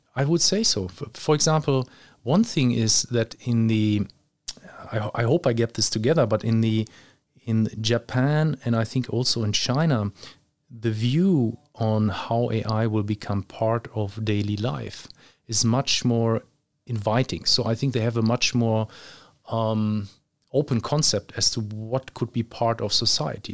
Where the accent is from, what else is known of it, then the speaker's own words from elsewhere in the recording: Germany; moved away; also born or lived in Luxembourg / Australia / Dubai; I grew up physically, I was, uh, in Germany when I was young.